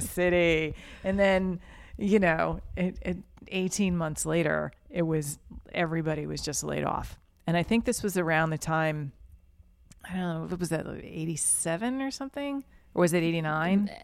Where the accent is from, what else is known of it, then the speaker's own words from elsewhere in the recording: Yonkers, New York, United States; moved away as an adult; now in New Orleans, United States; I am from Yonkers, New York specifically.